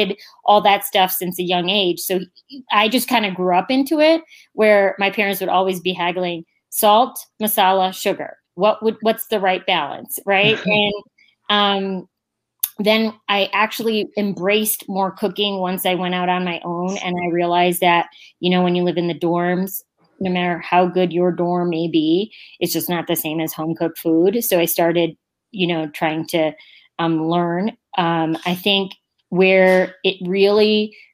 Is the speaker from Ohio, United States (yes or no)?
yes; Northern Ohio, United States; moved away as an adult; also born or lived in Boston / New York / New Jersey; now in Castle Rock, United States; I grew up in Ohio.